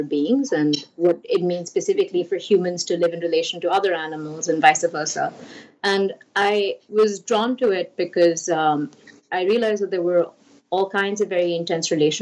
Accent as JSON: {"language": "English", "country": "India", "tie": "born or raised there", "moved": "yes", "said": "I grew up in India"}